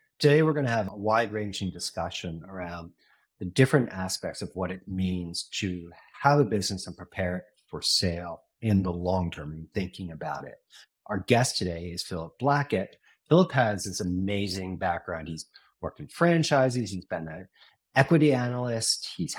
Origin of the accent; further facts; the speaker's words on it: New York, United States; As a New Yorker, I kind of was raised on the whole idea that Boston should just be kicked off the thing